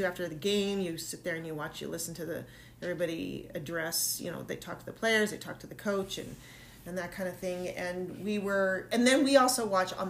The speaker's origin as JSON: {"language": "English", "town": "Saskatoon", "region": "Saskatchewan", "country": "Canada", "tie": "born or raised there", "accent": "Canadian", "said": "My home province, I might add. Born in Saskatoon, Saskatchewan. There's my little Canadian accent there."}